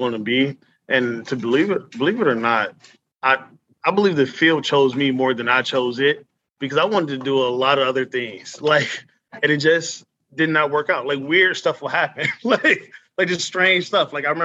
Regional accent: Cleveland, Ohio, United States; moved away as an adult; now in Youngstown, United States; I grew up in Cleveland, and then I came here because I played football at Youngstown State

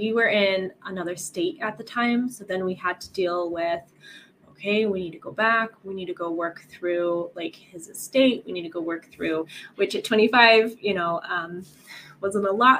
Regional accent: Colorado, United States; moved away as an adult; now in Italy; I'm originally from Colorado in America, and then my husband works overseas, so we're living in Italy right now

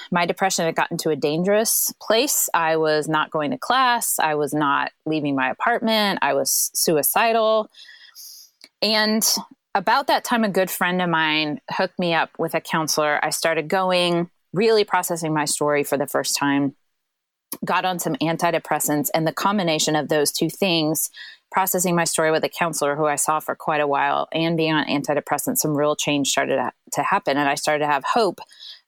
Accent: Central Illinois, United States; now in St. Louis, United States; I grew up in Central Illinois.

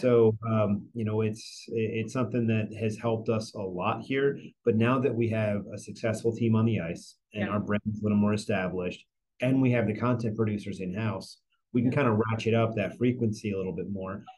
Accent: New Jersey, United States; moved away; I grew up in New Jersey

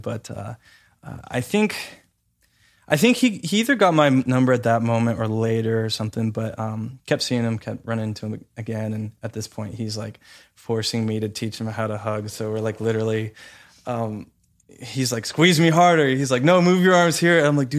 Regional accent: Santa Clarita, California, United States; So I was moving from Santa Clarita down to Los Angeles and the downtown area. And I was moving there by myself, leaving my parents

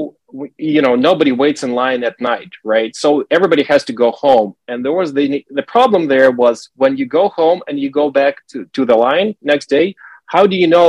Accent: Russia; I'm from Russia, and I remember when I was a kid, it was 1980s

